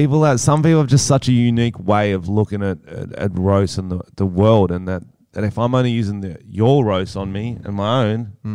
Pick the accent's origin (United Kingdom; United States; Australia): Australia; I'm Australian